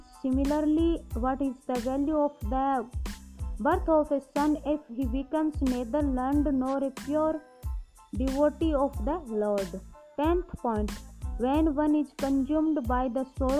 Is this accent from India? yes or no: yes; India; I am from India.